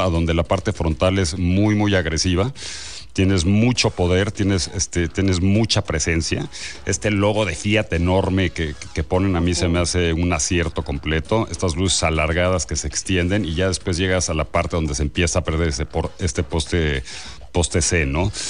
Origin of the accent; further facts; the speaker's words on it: Mexico; soy más mexicano que tú